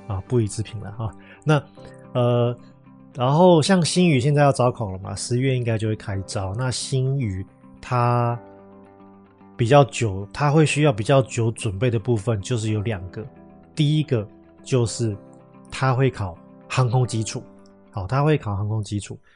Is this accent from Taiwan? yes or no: yes; Taiwan; moved away as an adult; now in Northern Europe; 我是我们公司第一个台湾的护照